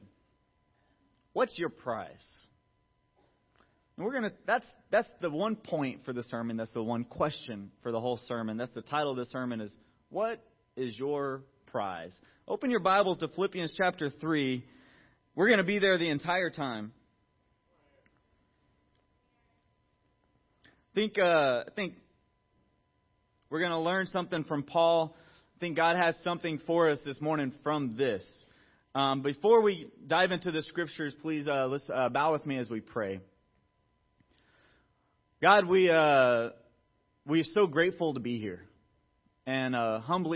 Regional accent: Atlanta, Georgia, United States; I grew up in Atlanta, Georgia

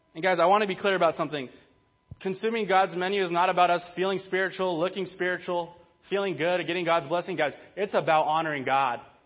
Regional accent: Burbank, California, United States; I grew up in Burbank

